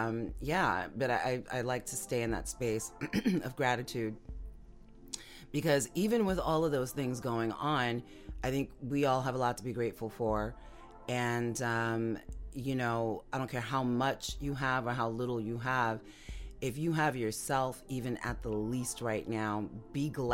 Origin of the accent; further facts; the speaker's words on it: New York, United States; now in Florida, United States; in my hometown, you know, my home state, New York, and the stuff that's going on here where I am in Florida